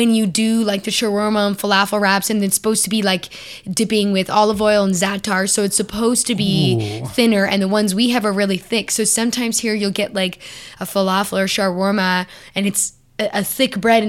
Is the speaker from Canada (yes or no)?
yes; Canada; Okay, so the answer is yes, but not because I'm Canadian.